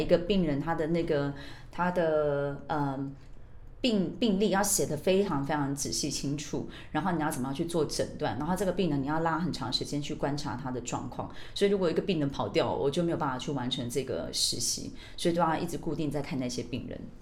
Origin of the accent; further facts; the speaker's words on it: Australia; moved away as an adult; now in Taiwan; 我们是这样在澳洲长大的